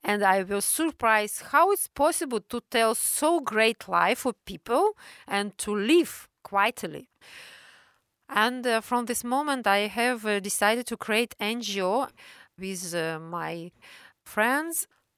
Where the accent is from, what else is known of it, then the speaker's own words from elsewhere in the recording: Ozyorsk, Chelyabinsk Oblast, Russia; born there; I was born in a closed city in 1972. It was a secret nuclear city in Soviet time.